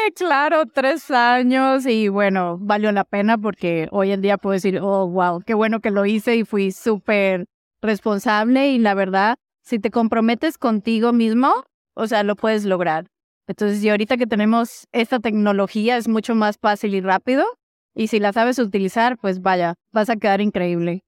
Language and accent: Spanish; Venezuela; now in Mexico; soy venezolana, ya naturalizada mexicana